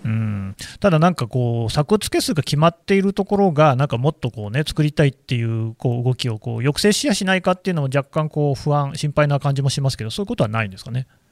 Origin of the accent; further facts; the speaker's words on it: Nagoya, Aichi, Japan; 私の故郷じゃないですか